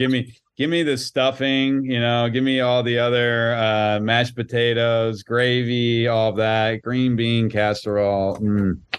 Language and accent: English; Philadelphia, Pennsylvania, United States; I grew up in Philly